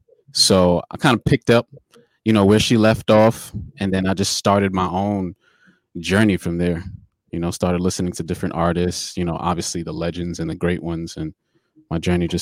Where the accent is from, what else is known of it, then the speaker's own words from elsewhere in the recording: New York City, New York, United States; also born or lived in Brooklyn; I'm from Queens, man. From New York, Queens. Born and raised. I was actually born in Brooklyn, but raised in Queens.